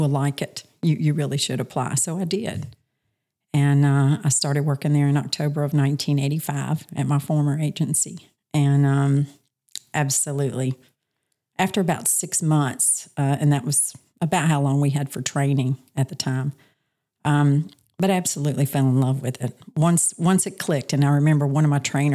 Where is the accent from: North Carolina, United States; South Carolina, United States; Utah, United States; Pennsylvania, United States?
North Carolina, United States; Charlotte; moved away as an adult; also born or lived in Montana; now in Myrtle Beach, United States; I'm originally from Charlotte, North Carolina. Grew up there with all of my family